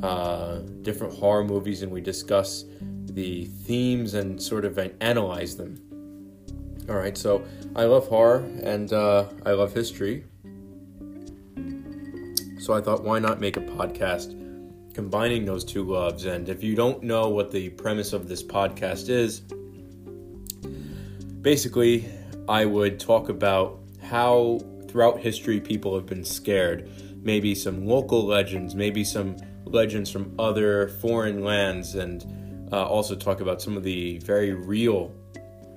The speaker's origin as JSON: {"language": "English", "region": "New Jersey", "country": "United States", "tie": "born or raised there", "said": "I am born and bred in New Jersey. I have lived here all my life, up in North Jersey, right outside New York City"}